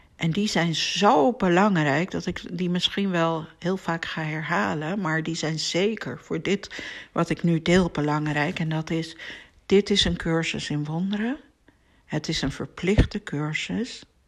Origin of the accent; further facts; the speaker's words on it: Amsterdam, North Holland, Netherlands; in Amsterdam woonde, waar ik ben opgegroeid